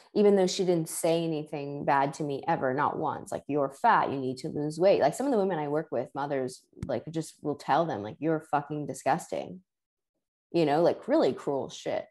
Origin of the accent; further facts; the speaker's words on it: New York City, New York, United States; I grew up in New York City